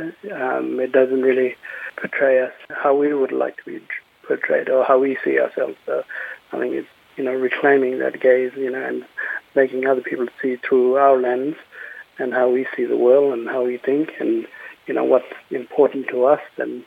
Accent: Western Desert area, Western Australia, Australia; also born or lived in Kimberley; Maru person from the Western Desert area in Western Australia

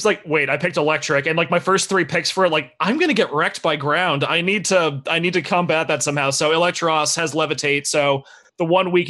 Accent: Diamond Bar, California, United States; I'm from Diamond Bar, born and raised.

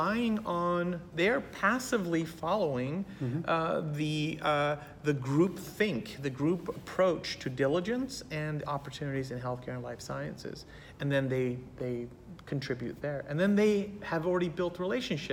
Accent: San Francisco, California, United States; also born or lived in Berkeley, California; I was born in Berkeley, raised in San Francisco, and I love my home environment.

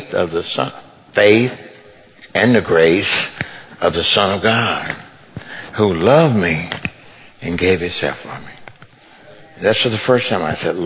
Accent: Mississippi, United States; moved away; also born or lived in California; I grew up in poverty in Mississippi

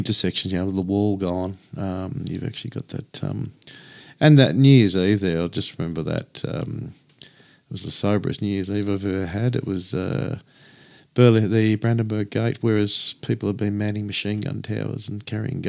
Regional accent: Australia; I'm Australian.

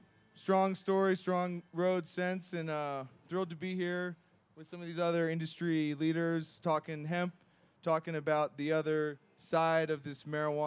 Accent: East Coast, United States; moved away; I'm originally from the East Coast, came to Colorado about 6 years ago

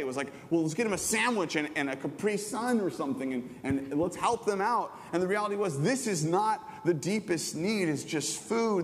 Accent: Southern California, United States; I grew up in Southern California my whole life.

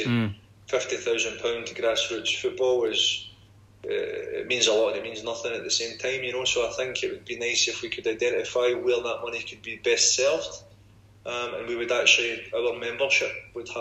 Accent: Glasgow, Scotland, United Kingdom; moved away as an adult; now in Paris, France; I'm from Glasgow, I'm working class. I came to Paris with £40 in my pocket all these years ago

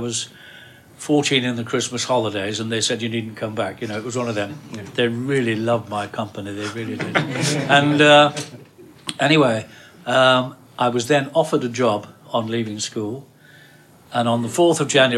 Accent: Oldham, North West England, United Kingdom; I was from Oldham, Lancashire

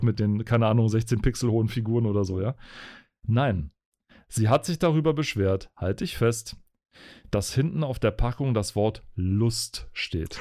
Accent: Spreewald, Brandenburg, Germany; ich bin ja im, im Spreewald groß geworden

